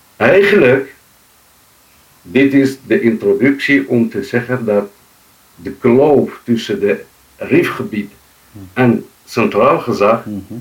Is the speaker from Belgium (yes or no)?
no; Morocco; moved away as an adult; also born or lived in Fes, Morocco; now in Netherlands; ik ben in Rief geboren, eh, precies in Kewa, 1960